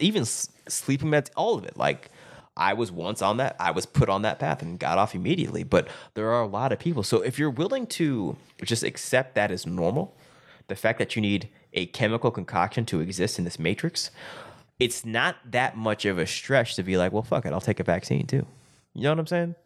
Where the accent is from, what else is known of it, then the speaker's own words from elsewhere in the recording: Springdale, Arkansas, United States; in my hometown of Springdale, Arkansas.